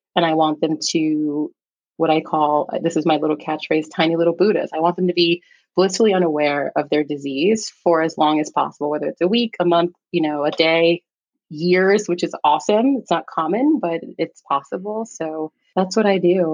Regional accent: New York City, New York, United States; also born or lived in Staten Island, New York; I am a New York City native. I was born in Staten Island, raised in the Bronx, New York

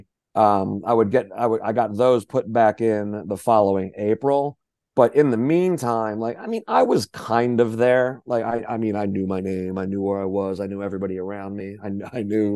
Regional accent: New Jersey, United States; moved away as an adult; now in Philadelphia, United States; I went to my hometown in Jersey, like where I grew up

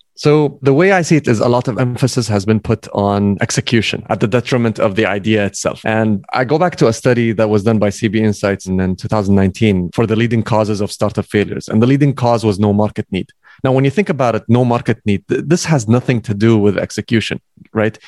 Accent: Kuwait; also born or lived in United States; I came back from the States. So I came back to Kuwait

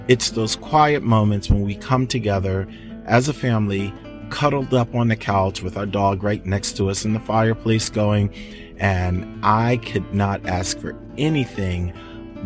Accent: Philadelphia, Pennsylvania, United States; moved away as an adult; now in Marshall, United States; I am from Philadelphia originally, and I moved to Michigan in the late 90s

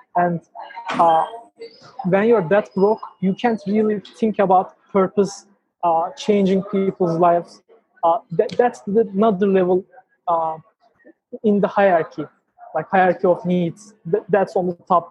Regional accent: Ankara, Turkey; I, was born in Ankara, the capital of Turkey, and I'm 20 years old

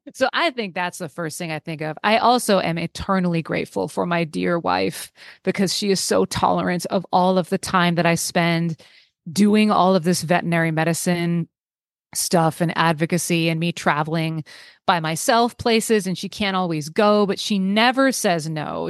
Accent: Bay Area, California, United States; I grew up in the Bay Area. I live in the Bay Area now.

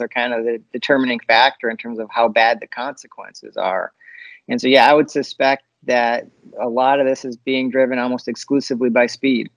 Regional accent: Upper Peninsula of Michigan, United States; I'm from the Upper Peninsula

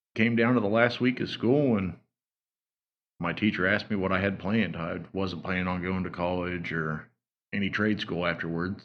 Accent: Wabash, Indiana, United States; I grew up in Wabash. Went to Wabash High School, graduated in 2007

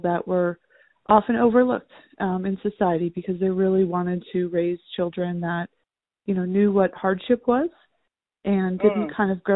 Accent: just outside of Los Angeles, California, United States; I was raised just outside of Los Angeles

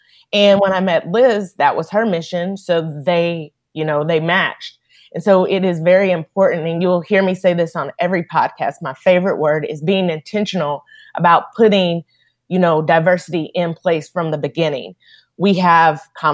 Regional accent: Powell, Tennessee, United States; I grew up in Powell, Tennessee.

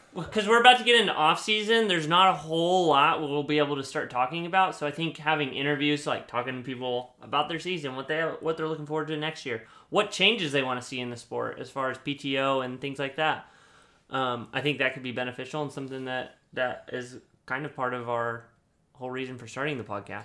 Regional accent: United States; I'm American

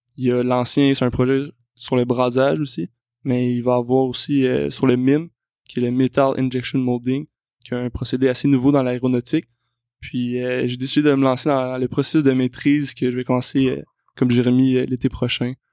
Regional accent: South Shore of Montreal, Quebec, Canada; Je suis quelqu'un qui vient de la rive sud de Montréal, donc euh, c'est mon coin de pays

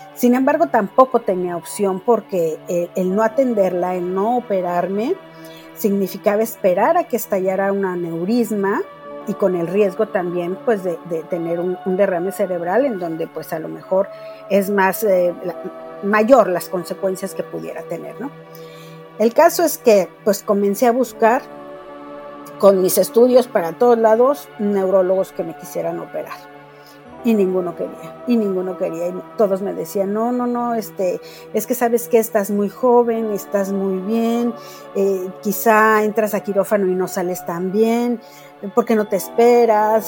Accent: Mexico City, Mexico; vivo en la Ciudad de México, nací en la Ciudad de México y pues realmente mi vida fue la de una niña muy normal

